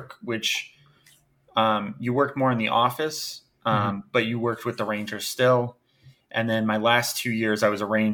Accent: Rhode Island, United States; also born or lived in Baltimore; now in Philadelphia, United States; originally, I was born and raised in Rhode Island

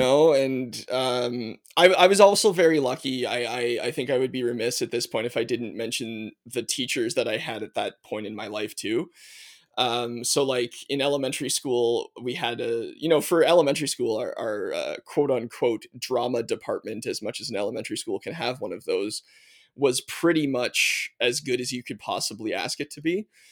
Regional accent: Nova Scotia, Canada; also born or lived in Manitoba / Prince Edward Island; I was born in Manitoba, but, uh, moved to Nova Scotia fairly young. I think I was three and a half when we moved to Nova Scotia

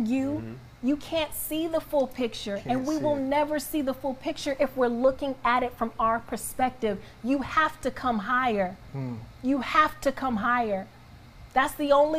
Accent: Atlanta, Georgia, United States; I grew up in the outskirts of Atlanta.

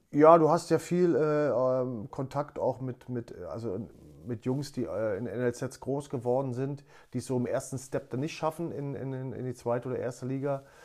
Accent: Berlin, Germany; moved away as an adult; also born or lived in Hamburg / Netherlands; ich bin halt äh, bei, bei Union äh, groß geworden in der, in der DDR auf der Kinder- und Jugendsportschule

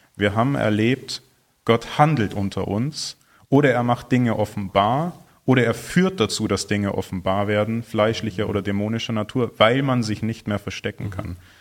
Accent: Germany; wir als, als Deutsche

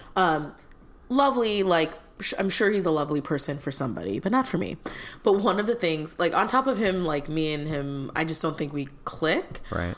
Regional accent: Illinois, United States; moved away; my home state of Illinois

